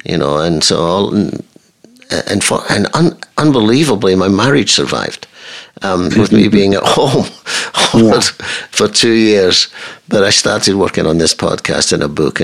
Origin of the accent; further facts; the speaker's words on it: Scotland, United Kingdom; I'm Scottish. And I'm Scottish